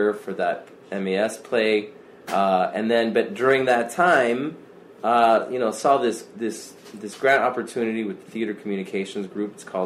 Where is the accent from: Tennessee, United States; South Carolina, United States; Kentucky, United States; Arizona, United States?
Arizona, United States; also born or lived in Chicago; now in Tucson, United States; I'm from Arizona originally, up from Chandler and Tempe, that area is my mother's family